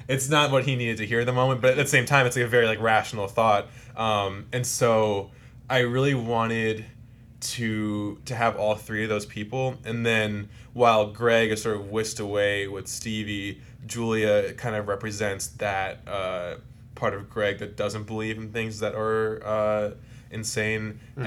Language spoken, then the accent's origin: English; New Jersey, United States; South Jersey, which is where I grew up